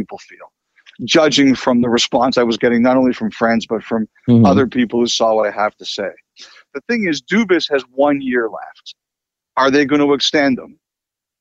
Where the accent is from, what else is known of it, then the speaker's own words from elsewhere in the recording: Toronto, Ontario, Canada; I grew up in Toronto